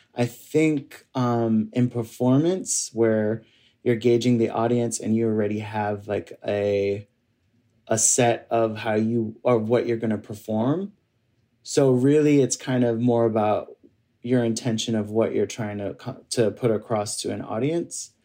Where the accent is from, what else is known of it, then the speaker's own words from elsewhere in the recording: New York City, New York, United States; my family's from um, Barbados, and uh, I grew up here in New York City